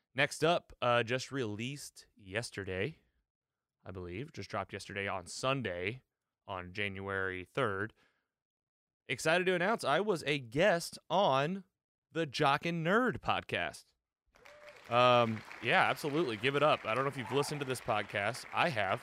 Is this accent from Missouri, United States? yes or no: yes; Missouri, United States; my home state of Missouri